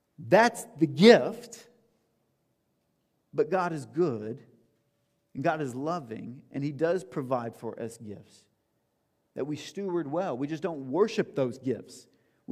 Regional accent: the South, United States; I'm from the South

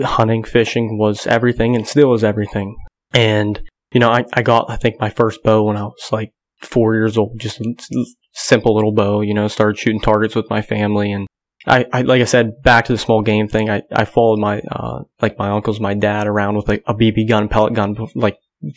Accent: Grove City, Pennsylvania, United States; I'm 27 years old. Born and raised in Grove City, Pennsylvania

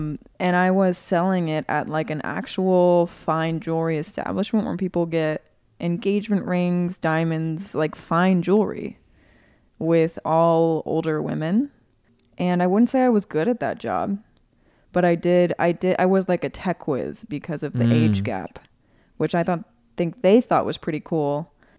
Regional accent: Cincinnati, Ohio, United States; People know I'm from Cincinnati.

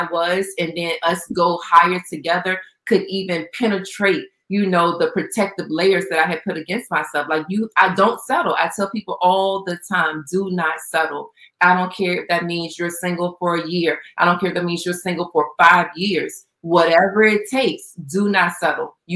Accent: Jamaica; I'm like a Jamaican.

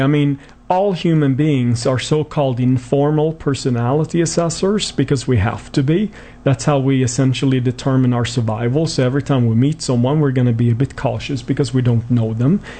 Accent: Sweden; moved away; I was born and raised in Sweden, hence my somewhat strange accent.

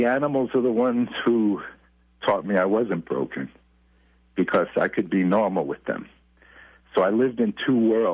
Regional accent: New York City, New York, United States; also born or lived in Brooklyn, New York; I was born in Brooklyn and had my earliest childhood in Brooklyn, New York, and I grew up for many of my years in Far Rockaway, Queens

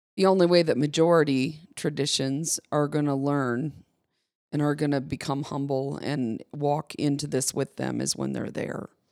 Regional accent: Michigan, United States; I grew up in Michigan

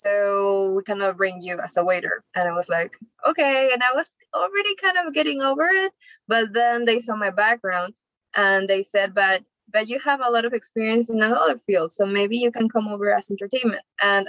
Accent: Lima, Peru; I'm from Lima, Peru. Okay. I've been born and raised there.

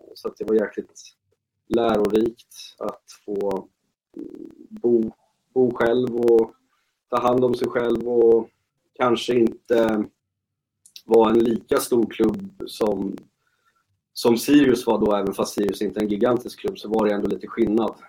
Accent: Uppsala, Uppsala County, Sweden; moved away as an adult; also born or lived in Hudiksvall; jag är ju född och uppvuxen i Uppsala

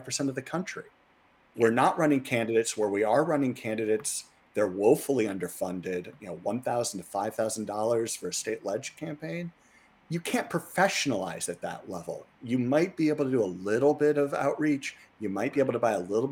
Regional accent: Missouri, United States; I grew up in Missouri, and when I was a kid, it was a blue state

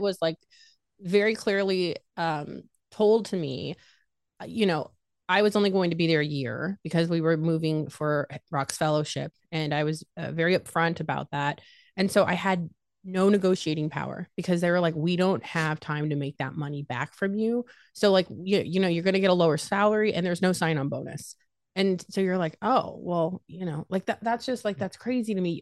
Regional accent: Las Vegas, Nevada, United States; moved away as an adult; now in Ohio, United States; born and raised in Las Vegas. Uh, moved to Ohio

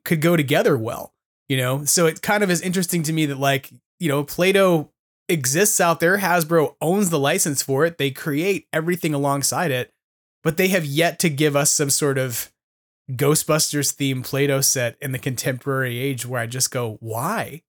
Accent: California, United States; as a Californian

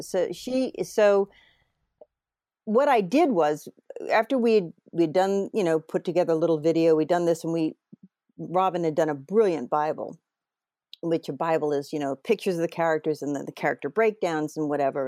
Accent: New England, United States; moved away; I'm from New England originally

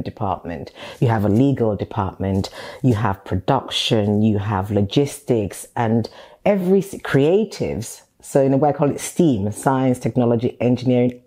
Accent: Nigeria; now in United Kingdom; I was born in Nigeria, studied in Nigeria

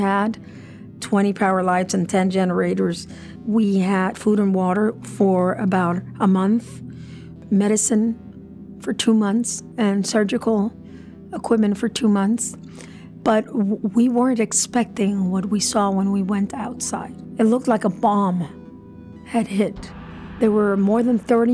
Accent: San Juan, Puerto Rico; moved away as an adult; also born or lived in Boston / Pittsburgh; I was born in San Juan, 1963. I lived there all my life, except for a small 12-year hiatus that I went to Boston University and then came to Carnegie Mellon

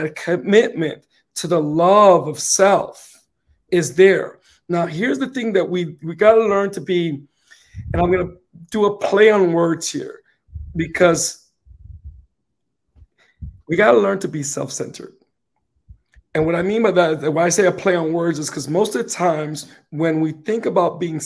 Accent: New York City, New York, United States; I'm from the Bronx, so we got to say things the way it comes out

